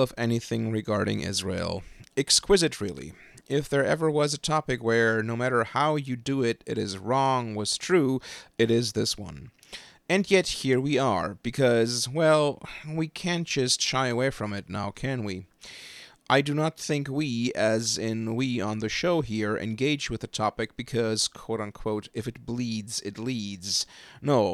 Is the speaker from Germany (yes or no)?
yes; Germany; moved away as an adult; now in United States; since I grew up in Germany and since I was politically socialized in German far-left-wing circles